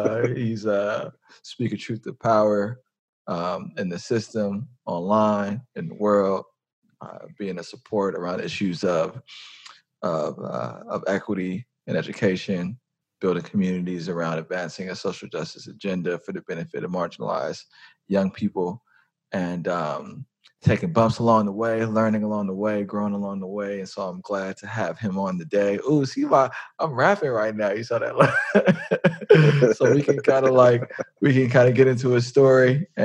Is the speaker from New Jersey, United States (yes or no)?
no; San Francisco, California, United States; We grew up in the city.